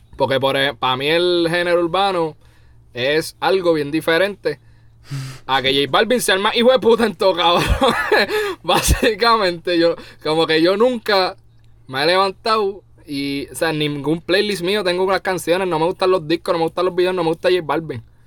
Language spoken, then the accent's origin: Spanish; Puerto Rico; moved away; soy puertorriqueño